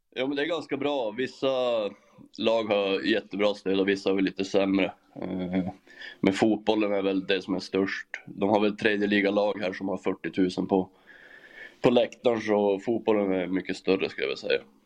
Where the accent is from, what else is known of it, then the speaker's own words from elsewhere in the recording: Norrland, Sweden; moved away as an adult; now in Germany; jag är ju norrlänning